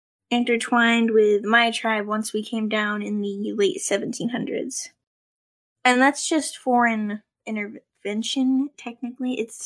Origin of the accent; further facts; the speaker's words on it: Florida, United States; I'm from Florida